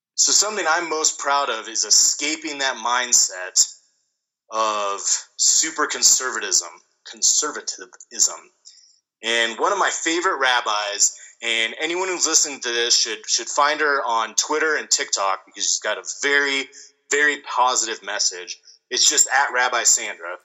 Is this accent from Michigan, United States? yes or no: no; near Laramie, Wyoming, United States; the Matthew Shepard case happened in Wyoming, but it happened very close to my hometown